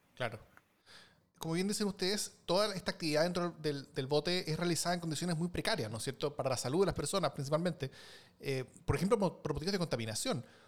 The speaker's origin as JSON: {"language": "Spanish", "country": "Chile", "said": "en mi país, por ejemplo, Chile"}